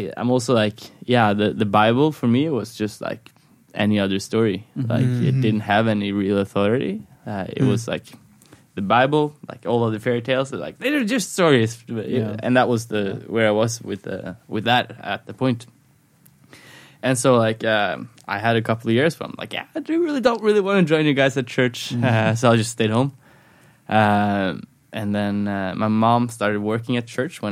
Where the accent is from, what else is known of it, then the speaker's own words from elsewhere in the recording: Skien, Telemark, Norway; now in Oslo, Norway; I grew up in a Christian home. I grew up in Skien, a city like an hour and a half away from Oslo